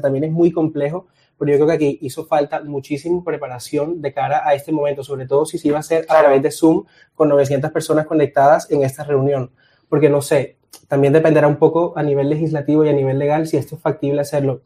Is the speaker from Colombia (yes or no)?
yes; Colombia; Soy de Colombia